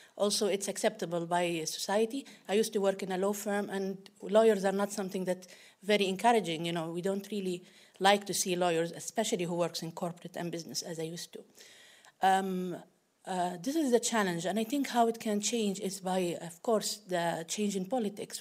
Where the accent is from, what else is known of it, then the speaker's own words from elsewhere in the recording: Libya; from Libya.